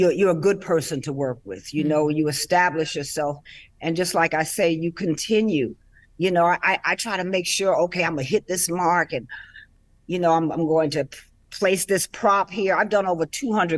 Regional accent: New York City, New York, United States; growing up in Harlem

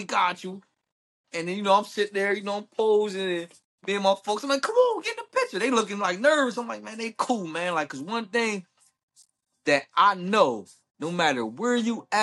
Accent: Pittsburgh, Pennsylvania, United States; also born or lived in Harrisburg, Pennsylvania; on the north side is where I grew up mostly

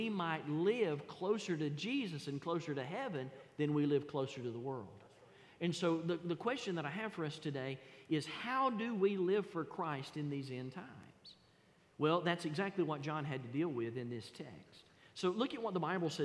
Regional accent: the South, Georgia, United States; accent: Southern; I was born in the South. I was raised in the South. And here's one thing that I can't get away from. I can't get away from my vernacular. I can't get away from my accent

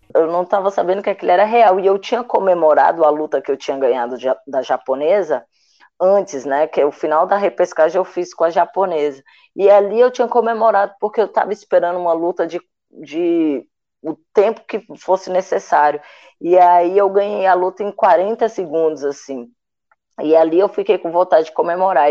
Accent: Ceilândia, Federal District, Brazil; moved away; also born or lived in Minas Gerais; Sou natural de Brasília, mas numa cidade satélite de Brasília, chamada Ceilândia Sul. E aí, na minha quadra, tinha um SESI

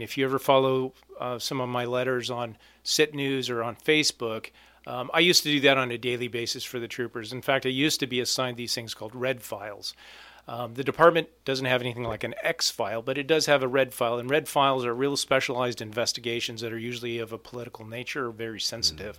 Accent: Alaska, United States; also born or lived in Ketchikan, Alaska; born and raised in Alaska, my family's lived here for years

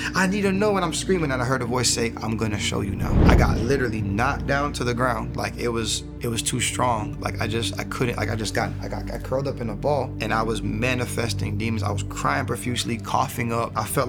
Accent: Fort Lauderdale, Florida, United States; So, again, I was born and raised in Fort Lauderdale, Broward County, Florida.

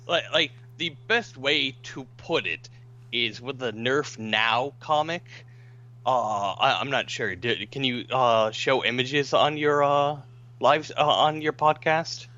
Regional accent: Florida, United States; I grew up in Florida

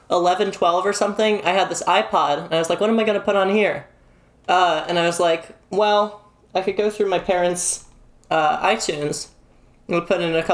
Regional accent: Canada; um, I'm from

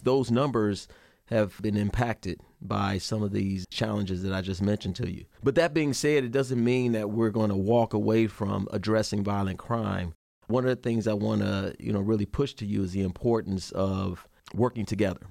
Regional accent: Chicago, Illinois, United States; moved away as an adult; I'm born and raised in Chicago, Illinois. I left there in eighty-six to join the Army

